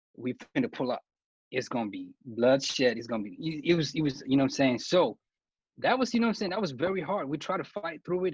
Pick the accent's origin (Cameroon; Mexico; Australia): Cameroon; me being from Cameroon